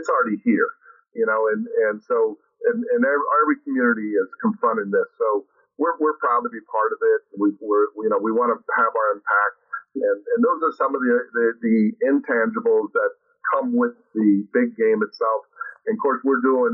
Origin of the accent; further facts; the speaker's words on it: Miami, Florida, United States; It's my hometown. I'm born and raised here